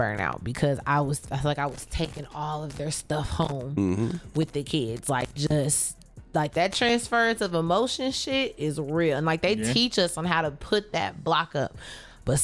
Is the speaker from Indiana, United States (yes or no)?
yes; Richmond, Indiana, United States; moved away; I'm from a small town, Richmond, everybody knew everybody